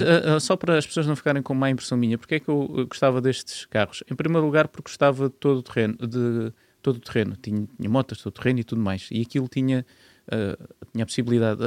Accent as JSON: {"language": "Portuguese", "town": "Marateca", "region": "Alentejo", "country": "Portugal", "tie": "born or raised there", "also_born_or_lived": "Grândola", "moved": "as an adult", "lives_now": "Lisbon, Portugal", "said": "eu nasci em Grândola, Cresci em grande Lote aos 8 anos e depois mudei-me para a zona ali da Marateca, Conselho de Vendas Novas."}